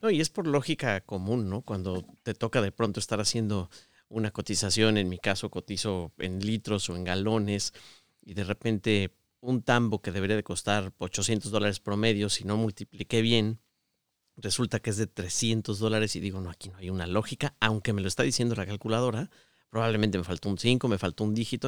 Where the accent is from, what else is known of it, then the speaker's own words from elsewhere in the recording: Mexico City, Mexico; moved away as an adult; also born or lived in Querétaro / Guadalajara / Aguascalientes; now in Michigan, United States; yo nací en Ciudad de México, pero cuando me casé me fui a vivir a Querétaro